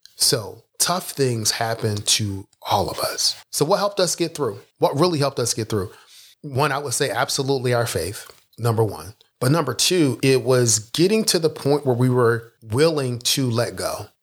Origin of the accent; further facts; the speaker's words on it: Philadelphia, Pennsylvania, United States; I grew up in Philadelphia